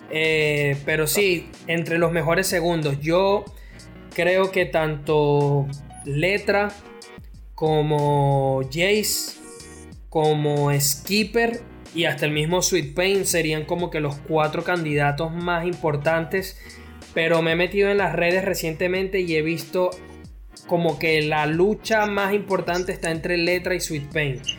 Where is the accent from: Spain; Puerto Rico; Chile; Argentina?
Spain; yo soy de España